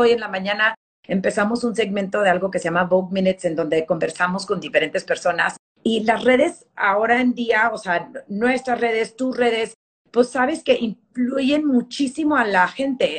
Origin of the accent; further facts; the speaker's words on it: El Paso, Texas, United States; moved away; also born or lived in Memphis / New York; yo crecí en, en Texas, en El Paso, iba todos los veranos a, San Luis Potosí